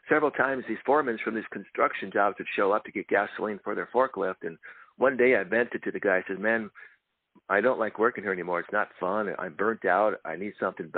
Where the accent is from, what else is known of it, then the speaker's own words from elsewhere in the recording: Fargo, North Dakota, United States; moved away as an adult; also born or lived in Marinette, Wisconsin; now in California, United States; We moved to Fargo, North Dakota, where I grew up until I was 21.